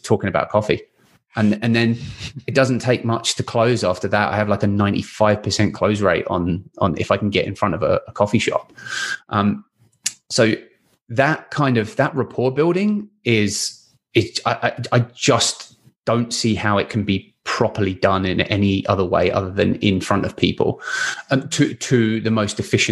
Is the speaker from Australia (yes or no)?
no; England, United Kingdom; now in Vancouver, Canada; I'm English